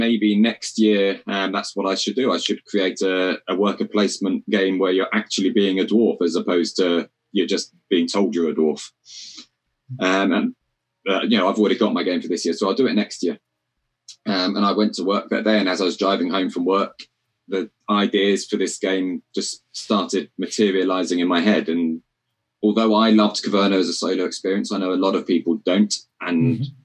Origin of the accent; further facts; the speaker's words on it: Cornwall, South West England, United Kingdom; moved away; I'm from Cornwall originally